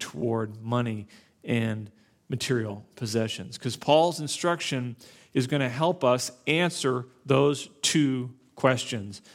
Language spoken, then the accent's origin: English; Naples, Florida, United States; moved away; I grew up in Florida, South Florida